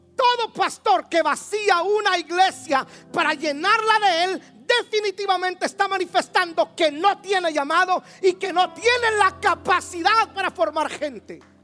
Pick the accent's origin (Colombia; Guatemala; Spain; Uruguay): Guatemala; En mi país hay una élite que se llama los caiviles.